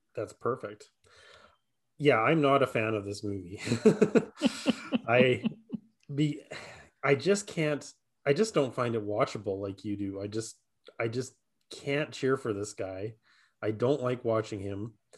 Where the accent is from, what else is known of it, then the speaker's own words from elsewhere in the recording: Saskatchewan, Canada; I'm still a C F L fan 'cause I'm from Saskatchewan, right? So the Rough Riders are pretty big here